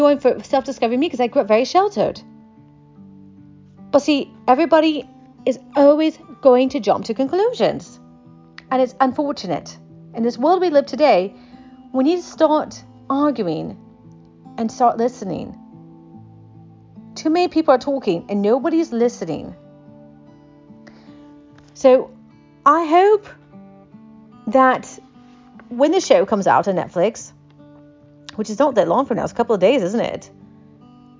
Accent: United States; as an American

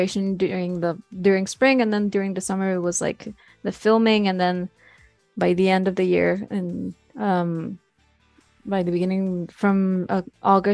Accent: Mexico; also born or lived in Monterrey; we're all from Mexico

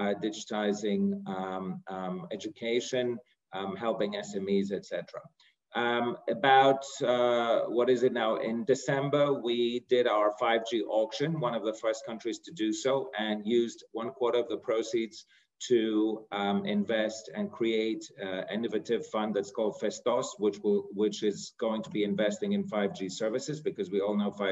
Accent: Greece; moved away; also born or lived in United Kingdom / United States / New York; So myself, I'm born and raised in Greece.

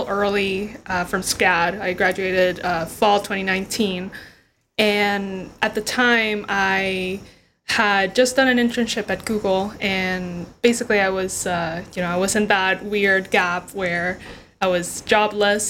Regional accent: Honduras; now in United States; I'm originally from Honduras.

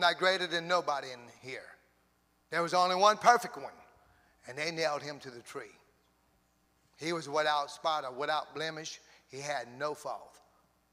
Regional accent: Cajun, Louisiana, United States; I'm a Cajun, pure Cajun.

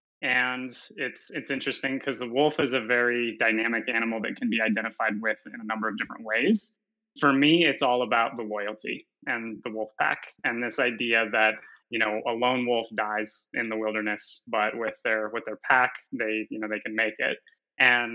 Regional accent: Montana, United States; I'm from Montana

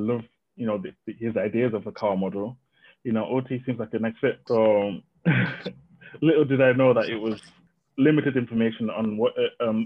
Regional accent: Zimbabwe; I was born in Zimbabwe, but my mom is from Zambia, so a bit of mixed heritage there, but yeah, I think I'm Zimbabwean

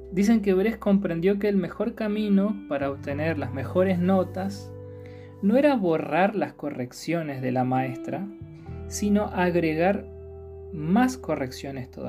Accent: Córdoba, Argentina; also born or lived in Chaco / Corrientes; now in Buenos Aires, Argentina; Yo soy cordobés, pero viví en el Chaco y en Corrientes mucho tiempo, así que soy un poco más del NEA que de Córdoba. Ahora estoy viviendo en la ciudad autónoma de Buenos Aires.

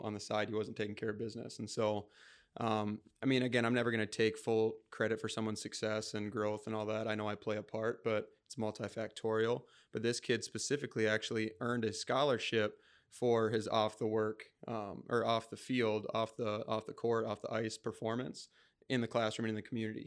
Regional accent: Rochester, Minnesota, United States; also born or lived in Mankato, Minnesota; I'm a Rochester native. So, I mean, I'm from Rochester, Minnesota. I was born in Mankato. Um, so I, I moved to Rochester when I was eight

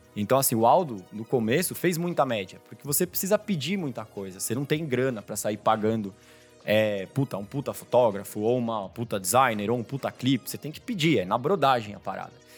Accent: São Paulo, Brazil; Eu nasci em São Paulo, fui criado aqui.

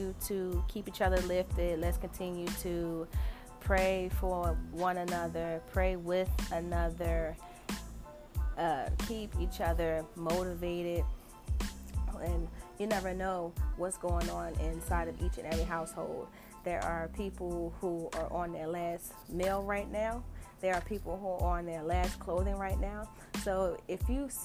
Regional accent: New Jersey, United States; I was born and raised in New Jersey.

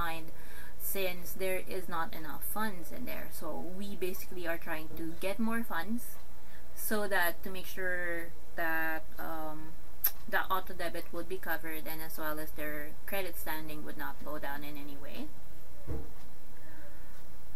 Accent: Philippines; I told them I was from the Philippines

